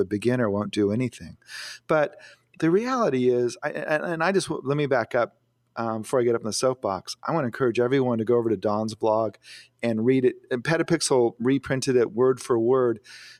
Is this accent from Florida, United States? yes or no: no; Phoenix, Arizona, United States; I grew up in Phoenix, but I never knew him when I lived there, but I have visited him on expeditions back to see my family.